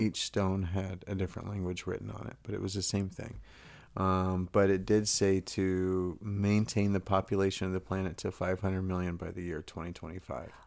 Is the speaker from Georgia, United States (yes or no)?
no; Texas, United States; I grew up in Texas